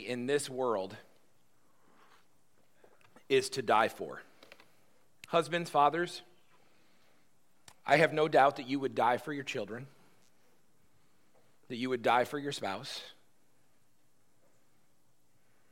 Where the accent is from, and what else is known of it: United States